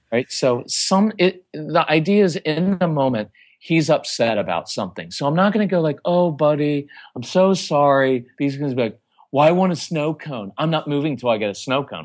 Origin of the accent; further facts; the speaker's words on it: Texas, United States; we're from Texas